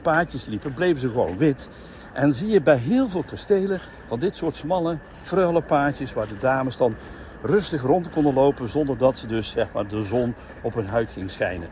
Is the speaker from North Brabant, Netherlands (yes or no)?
yes; North Brabant, Netherlands; wij eh, als Brabanders